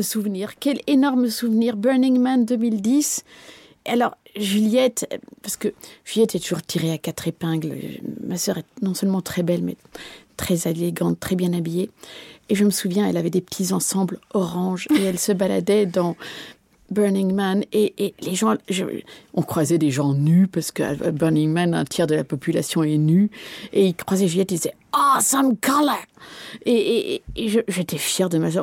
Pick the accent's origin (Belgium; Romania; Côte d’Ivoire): Belgium; je ne suis pas française et que je suis belge